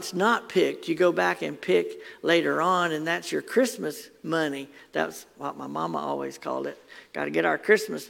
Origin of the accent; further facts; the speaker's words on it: Athens, Alabama, United States; my family had the farm in Athens or near Athens